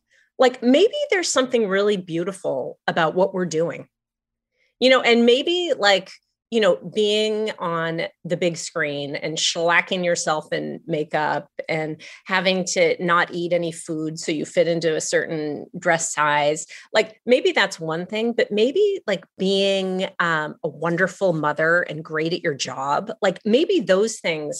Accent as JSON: {"language": "English", "town": "Los Angeles", "region": "California", "country": "United States", "tie": "born or raised there", "moved": "yes", "said": "I grew up in Los Angeles, and my mother and my grandparents all grew up in Los Angeles. We've been there for a long time."}